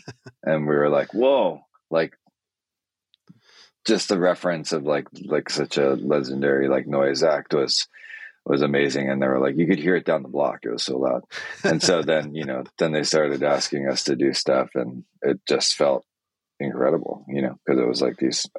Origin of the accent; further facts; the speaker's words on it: Niigata, Japan; born there; So I was born in Japan in Niigata, which is northwest on the main island.